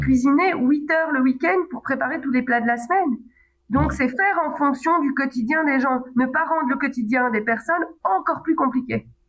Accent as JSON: {"language": "French", "country": "Belgium", "said": "en tant que belge"}